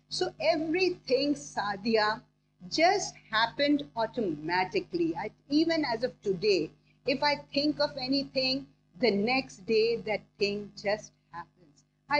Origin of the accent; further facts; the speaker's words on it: Bangladesh; now in Pakistan; That was my first trip in an aircraft, other than when I came from Bangladesh to Karachi via Colombo.